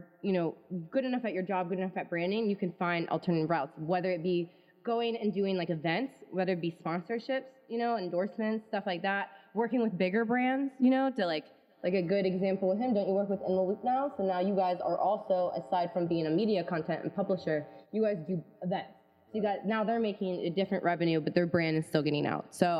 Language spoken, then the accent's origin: English; Columbus, Ohio, United States; I'm from Columbus, Ohio